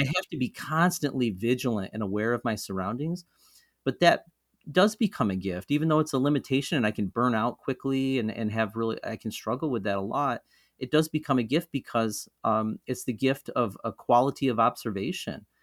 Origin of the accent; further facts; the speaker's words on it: Mohawk River Valley, central New York, United States; moved away as an adult; also born or lived in Rochester, New York; central New York, where I grew up in the Mohawk River Valley